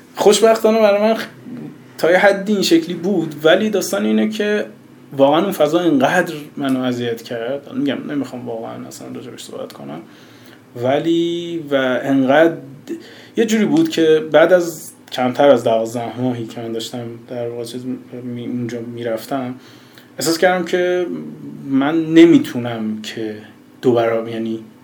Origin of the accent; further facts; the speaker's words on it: Bushehr, Bushehr Province, Iran; moved away as an adult; also born or lived in Shiraz, Iran; now in Tehran, Iran; من که از بوشهر اومدم شیراز از شیراز اومدم تهران